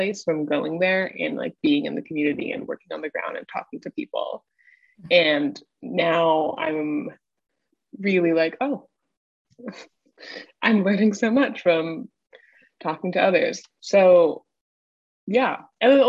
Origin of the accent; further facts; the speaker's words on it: Toronto, Ontario, Canada; I am from Toronto originally